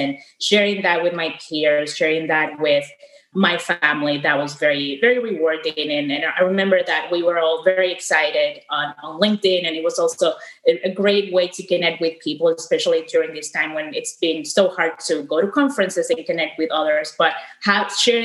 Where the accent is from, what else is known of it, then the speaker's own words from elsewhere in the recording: Dominican Republic; moved away as an adult; I studied in a polytechnic school when I was living in the Dominican Republic, which is my home country